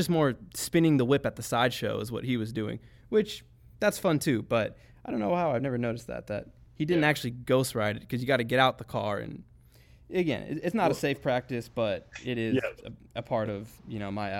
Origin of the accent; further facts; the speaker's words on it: the Bay Area, California, United States; I grew up in the Bay at the pinnacle of the hyphy movement